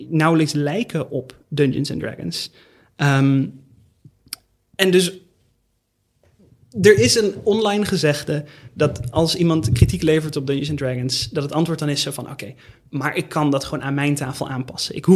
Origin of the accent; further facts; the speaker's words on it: Netherlands; accent: hard G; ik ben misschien een beetje een atypische gast op deze podcast. Ten eerste, ik heb een harde G. Wat doe ik hier?